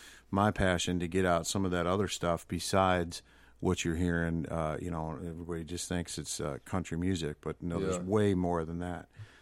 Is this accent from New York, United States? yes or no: yes; Buffalo, New York, United States; moved away as an adult; now in Nashville, United States; And I'm originally from Buffalo, New York, and it already snowed there, you know?